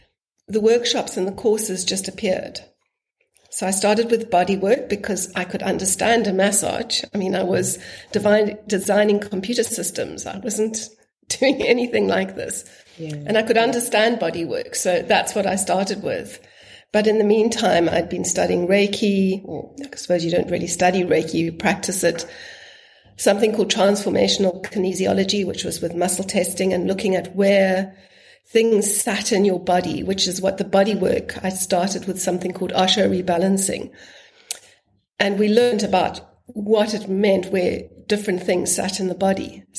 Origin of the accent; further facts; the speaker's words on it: Zimbabwe; born there; I was born in Zimbabwe, and he'd always spoken about his trips to Minor, but I'd never gone.